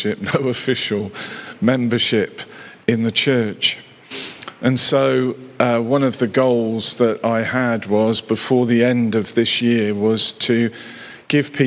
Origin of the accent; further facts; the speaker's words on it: Cheltenham, South West England, United Kingdom; was stationed back in my hometown of Cheltenham